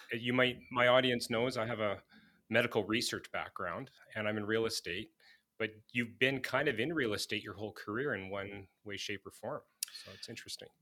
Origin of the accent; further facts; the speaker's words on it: Manitoba, Canada; I've born and raised in Manitoba